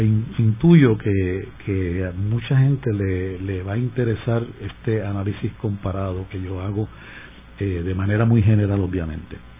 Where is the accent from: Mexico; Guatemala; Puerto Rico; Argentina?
Puerto Rico